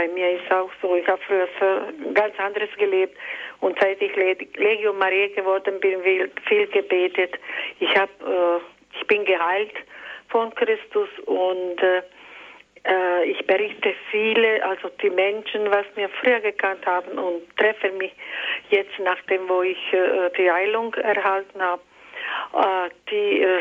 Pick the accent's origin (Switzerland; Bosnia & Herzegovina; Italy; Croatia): Croatia; born there; Ich bin geboren in Kroatien.